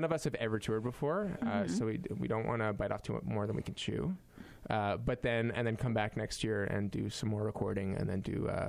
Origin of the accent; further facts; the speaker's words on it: Winnipeg, Manitoba, Canada; growing up in Winnipeg